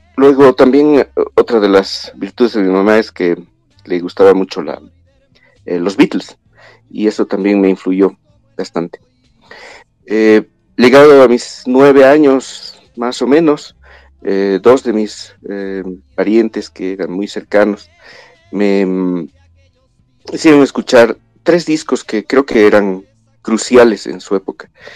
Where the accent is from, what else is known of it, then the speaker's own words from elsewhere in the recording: La Paz, Bolivia; nací en La Paz, viví en La Paz